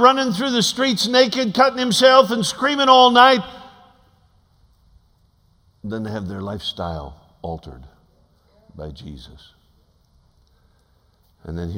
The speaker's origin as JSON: {"language": "English", "region": "Alaska", "country": "United States", "said": "I'm from Alaska."}